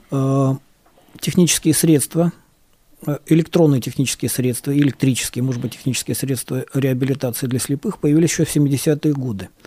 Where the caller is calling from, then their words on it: Dagestan, Russia; звонил я к вам из Дагестана.